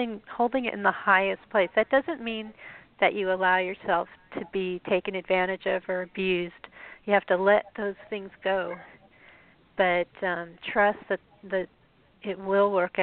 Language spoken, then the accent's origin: English; Colorado, United States; I'm from Colorado